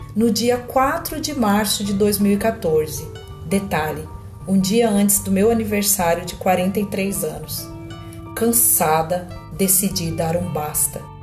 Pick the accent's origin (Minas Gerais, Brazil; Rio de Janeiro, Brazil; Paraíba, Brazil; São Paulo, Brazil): São Paulo, Brazil; tenho 49 anos, sou de São Paulo, mas atualmente moro no interior.